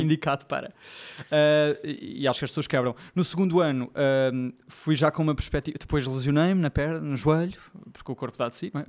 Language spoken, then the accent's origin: Portuguese; Lisbon, Portugal; sou de Lisboa, já devem ter percebido o sotaque